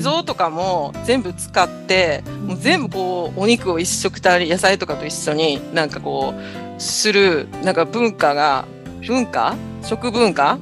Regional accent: Osaka, Japan; moved away as an adult; now in Ishigaki, Japan; 私は、出身は大阪出身

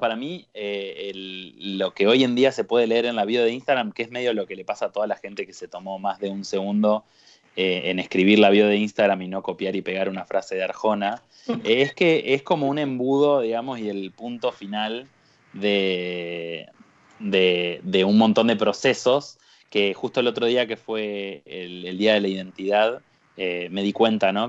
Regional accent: Paraná, Entre Ríos, Argentina; moved away as an adult; now in Buenos Aires, Argentina; Vengo de las inmensidades del litoral, de la ciudad de Paraná, en Entre Ríos.

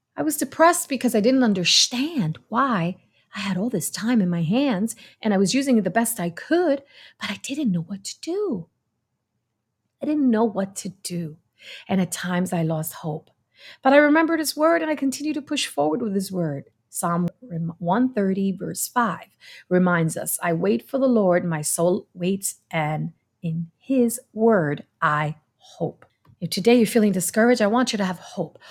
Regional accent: New York City, New York, United States; I come from New York City

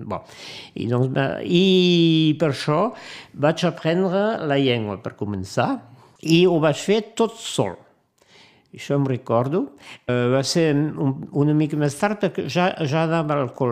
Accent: Perpignan, Occitania, France; also born or lived in Brest; now in Montpellier, France; A Montpellier, passa la meva joventut a Perpinyà, i però fa, fa anys i panys que, que visc a Montpellier, sí.

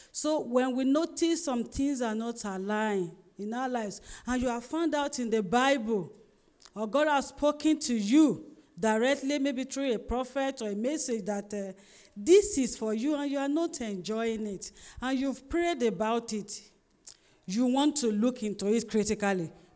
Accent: Ondo, Nigeria; I'm from Ondo State

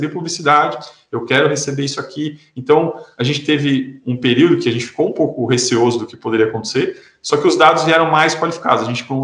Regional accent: São Paulo, Brazil; now in Garopaba, Brazil; Eu sou do interior de São Paulo e hoje eu moro em Santa Catarina.

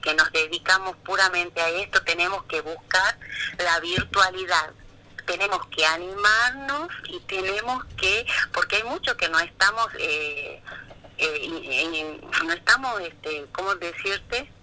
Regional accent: Monteros, Tucumán, Argentina; also born or lived in El Cercado, Tucumán; Yo soy de Monteros

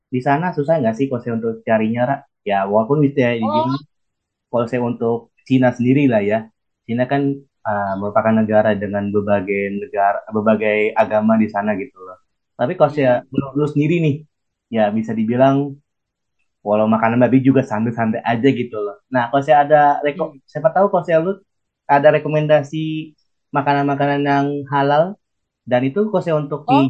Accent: Bekasi, West Java, Indonesia; kita kan dari Bekasi. Bekasi kan so pasti panas banget gitu.

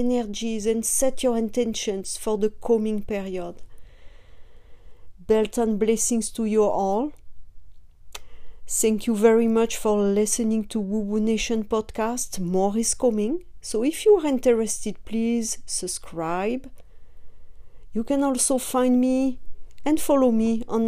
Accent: France; now in California, United States; I am from France

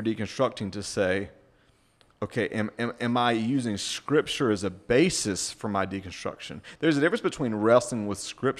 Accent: the South, United States; moved away; You know, I was raised in the South. I mean, you know, Jesus is a Republican kind, you know.

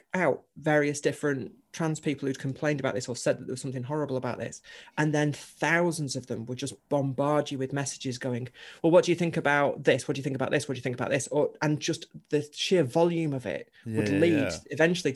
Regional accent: Chorley, North West England, United Kingdom; I grew up in Chorley in Lancashire

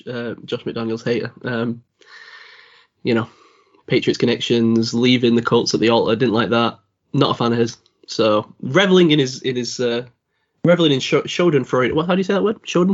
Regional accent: Bolton, North West England, United Kingdom; born or raised there

